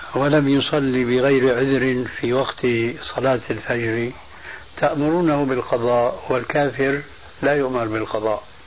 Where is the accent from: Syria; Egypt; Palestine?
Syria